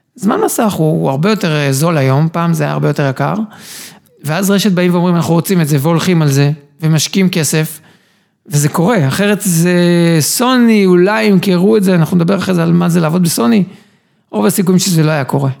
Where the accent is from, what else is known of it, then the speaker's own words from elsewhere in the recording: Herzliya, Tel Aviv District, Israel; also born or lived in Ireland / Canada; גדלתי בהרצליה, הגעתי לצבא